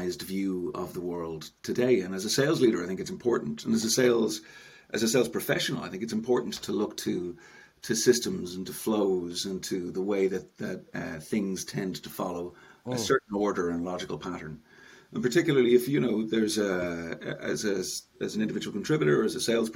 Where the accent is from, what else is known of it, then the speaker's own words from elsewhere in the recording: Dublin, Leinster, Ireland; moved away as an adult; now in Enniskerry, Ireland; I'm North Dublin, born and bred, Paul. So I grew up in North Dublin.